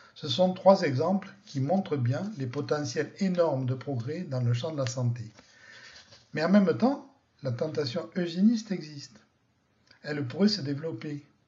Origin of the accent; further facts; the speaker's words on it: France; chez nous, en France